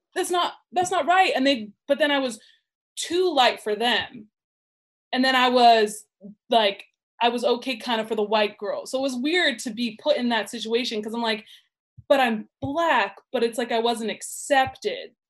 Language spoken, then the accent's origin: English; Burbank, California, United States; I grew up in Burbank